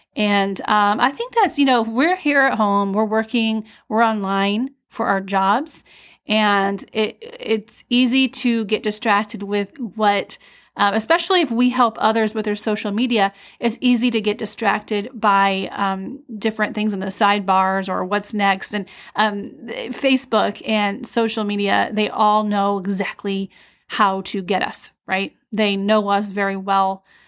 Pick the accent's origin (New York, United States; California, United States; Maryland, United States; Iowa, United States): Iowa, United States; moved away; I grew up in Iowa, but then I went away, and then I'm new to this area of Iowa